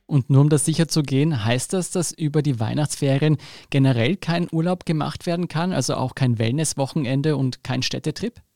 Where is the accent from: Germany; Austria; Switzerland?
Austria; Vienna; Bin ich als Wiener